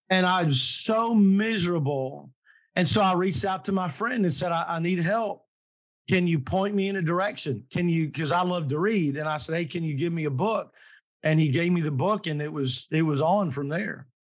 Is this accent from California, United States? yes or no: no; Kentucky, United States; I'm from Kentucky and mm. um, I was raised very traditionally.